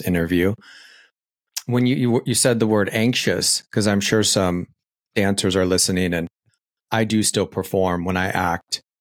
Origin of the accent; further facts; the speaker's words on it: Phoenix, Arizona, United States; I was raised in Arizona